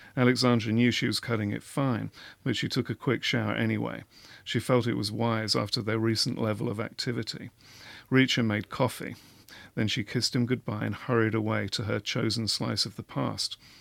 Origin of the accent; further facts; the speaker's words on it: England, United Kingdom; I'm English